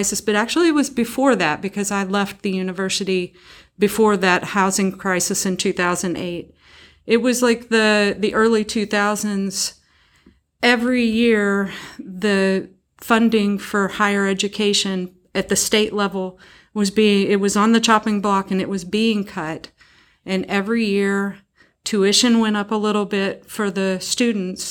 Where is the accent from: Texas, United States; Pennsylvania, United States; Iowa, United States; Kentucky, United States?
Kentucky, United States; McCracken County, Western; I'm from Western Kentucky, from McCracken County, and now they have a McCracken County public school system. When I was a kid, there was Lone Oak, Reedland, and Heath